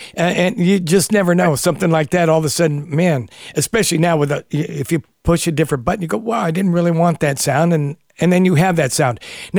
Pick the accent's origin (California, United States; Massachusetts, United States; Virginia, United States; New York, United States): California, United States; San Leandro; I grew up in Northern California in a little place near Oakland, California called San Leandro. But our neighborhood was very blue collar.